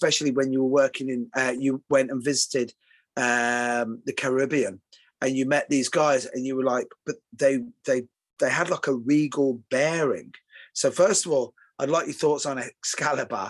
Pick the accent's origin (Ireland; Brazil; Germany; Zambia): Ireland; now in England, United Kingdom; I'm Irish